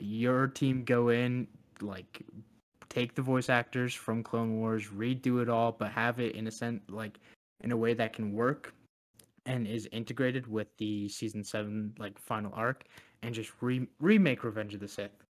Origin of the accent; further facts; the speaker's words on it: Canada; as a Canadian